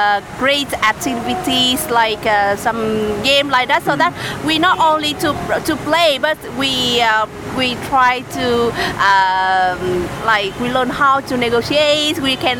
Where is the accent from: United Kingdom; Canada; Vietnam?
Vietnam; Da Nang; English is a second language; Yes, I am from Da Nang. I was born in Da Nang. And I'm 100% Vietnamese.